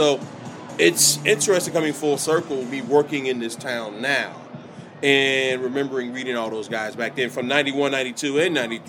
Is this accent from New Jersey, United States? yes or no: no; Atlanta, Georgia, United States; Originally from Atlanta.